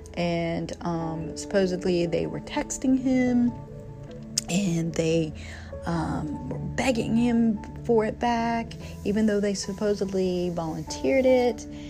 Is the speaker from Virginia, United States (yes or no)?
yes; Virginia, United States; moved away; my home state, which is Virginia